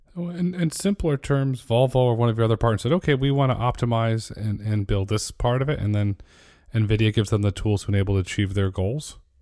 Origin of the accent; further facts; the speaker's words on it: Connecticut, United States; I grew up in Connecticut